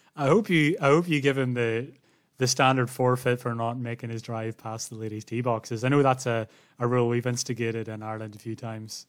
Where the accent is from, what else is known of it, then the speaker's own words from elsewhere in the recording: Australia; as an Australian